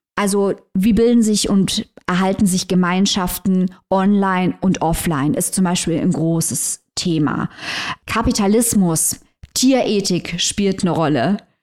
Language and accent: German; Saarland, Germany; hier im Saarland. Äh, meine Eltern wurden ja beide noch in Frankreich geboren, also im, im Saargebiet damals. Ich bin die erste, die in Deutschland geboren wurde und alle in der gleichen Stadt.